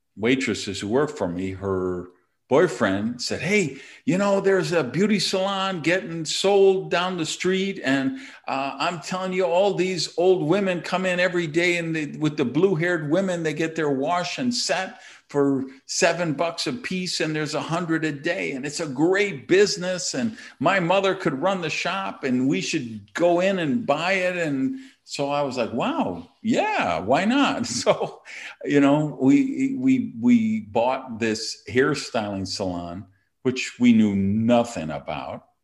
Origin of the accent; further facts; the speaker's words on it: Madison, Wisconsin, United States; now in Miami, United States; I was born and raised in Madison, Wisconsin